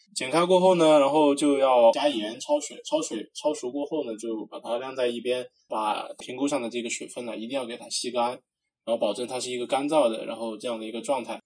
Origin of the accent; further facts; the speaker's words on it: Sichuan-Chongqing, China; 咱们川渝这边儿